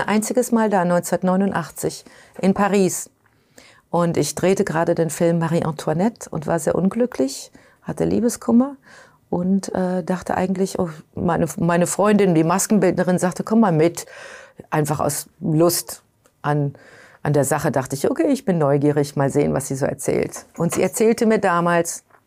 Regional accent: Germany; now in New York, United States; Ich bin Europäerin, ich bin Deutsche

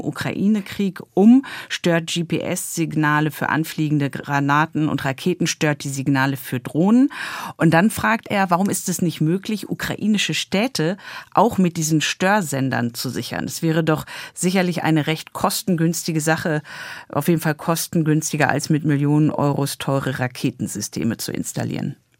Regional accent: Germany; bei uns in Deutschland

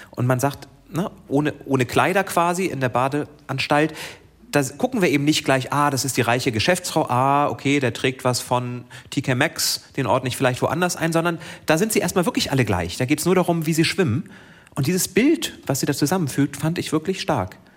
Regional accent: Schleswig-Holstein, Germany; Mein Heimatdorf

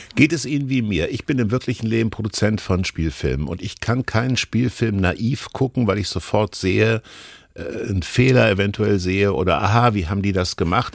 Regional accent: Hesse, Germany; ich bin in Hessen groß geworden

